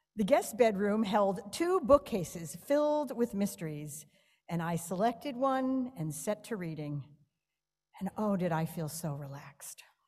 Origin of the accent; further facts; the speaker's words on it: New York, United States; moved away; I'm a New Yorker